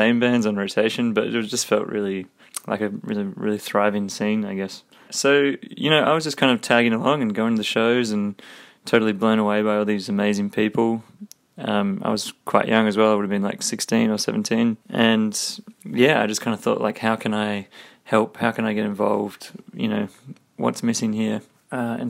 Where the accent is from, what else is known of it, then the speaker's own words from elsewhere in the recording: Brisbane, Queensland, Australia; I grew up in Brisbane. I went to high school there